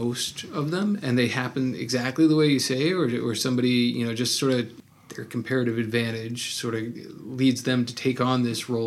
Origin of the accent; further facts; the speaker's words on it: Washington, District of Columbia, United States; now in Ithaca, United States; I grew up around Washington, D.C. I spent 11 years